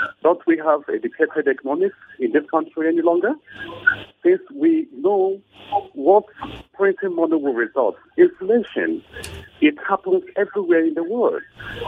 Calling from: Tudumbe, Plateau, Nigeria; I'm calling from Tudumbe.

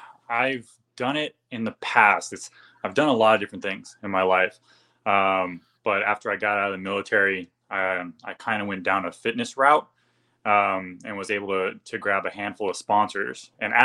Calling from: California, United States; Southern California.

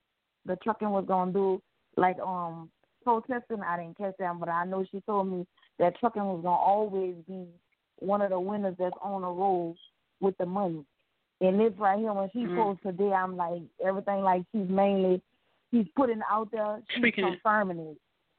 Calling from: Houston, Texas, United States; I'm calling from Houston, Texas.

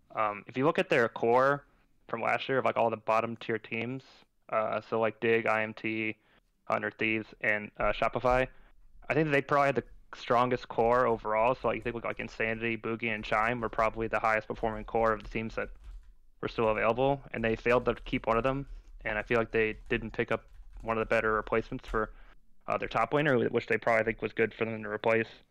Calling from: Fairfax, Virginia, United States; I'm calling from uh, Fairfax, Virginia

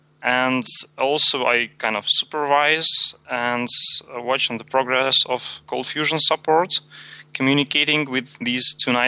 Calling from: Saint Petersburg, Russia; from JetBrains, calling from St. Petersburg, Russia

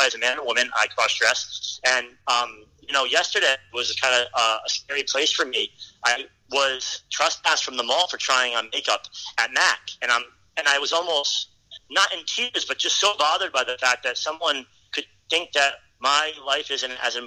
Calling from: Rhode Island, United States; I'm calling from Rhode Island today

